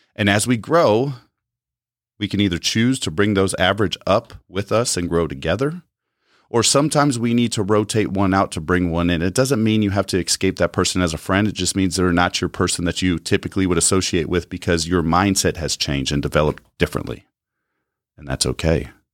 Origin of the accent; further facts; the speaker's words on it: United States; As American citizens